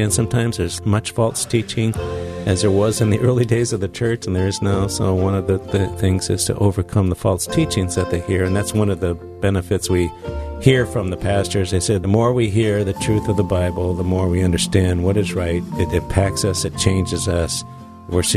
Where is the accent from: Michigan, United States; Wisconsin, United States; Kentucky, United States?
Wisconsin, United States; we are from Wisconsin, Iowa. Barb grew up in Iowa, but we've lived for 46 of our 49 married years in Wisconsin